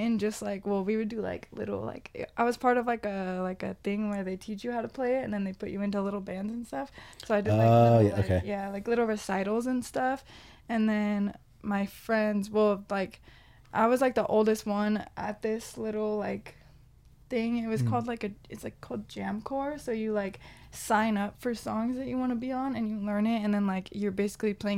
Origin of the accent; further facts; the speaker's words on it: Corona, California, United States; when I grew up in Corona